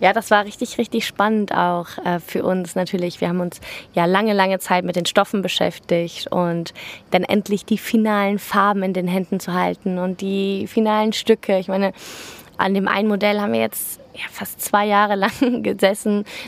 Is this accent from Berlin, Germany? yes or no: no; Cologne, North Rhine-Westphalia, Germany; wir kommen aus Köln